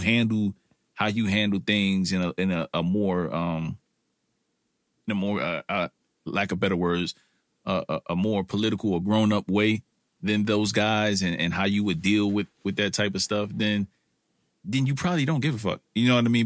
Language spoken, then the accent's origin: English; New York City, New York, United States; I'm a, I'm a kid from Brooklyn, or an old man now, or if people would consider me that, from Brooklyn